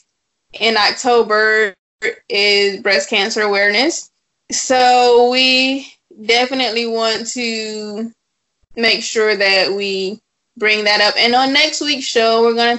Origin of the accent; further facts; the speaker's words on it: South Florida, United States; I'm from South Florida